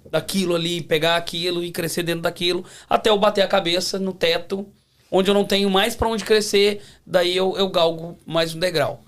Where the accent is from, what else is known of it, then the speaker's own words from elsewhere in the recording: Belo Horizonte, Minas Gerais, Brazil; moved away as an adult; now in Toronto, Canada; sou de Belo Horizonte.